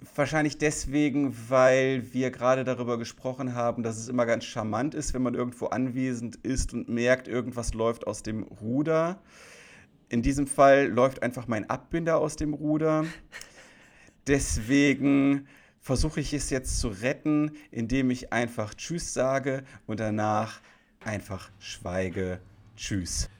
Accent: Krefeld, North Rhine-Westphalia, Germany; in Krefeld, meiner Heimatstadt

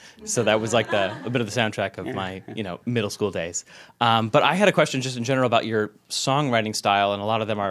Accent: El Paso, Texas, United States; moved away; So first of all, I'm from El Paso, Texas also. I spent a couple of formative years

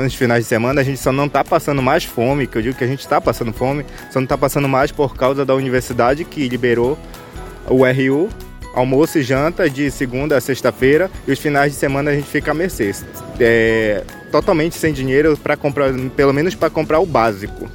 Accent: Gurupá, Pará, Brazil; moved away as an adult; now in Santarém, Brazil; sou lá do município de Gurupá, de uma unidade de conservação chamada RDS Tatuã Banquear

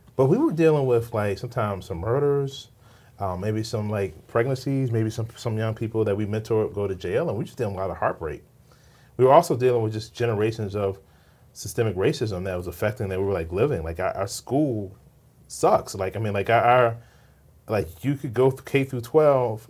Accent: Richmond, Virginia, United States; I grew up in Richmond, Virginia

